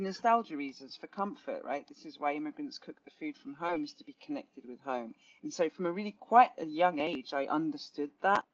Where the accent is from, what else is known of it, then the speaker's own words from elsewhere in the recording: London, United Kingdom; growing up in Southeast London, felt very disconnected as the first English person in my family